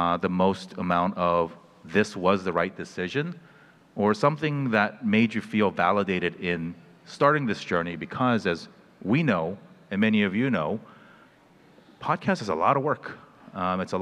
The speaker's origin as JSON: {"language": "English", "town": "Fullerton", "region": "California", "country": "United States", "tie": "born or raised there", "also_born_or_lived": "New York City, United States", "moved": "as an adult", "lives_now": "Los Angeles, United States", "said": "I grew up in Fullerton."}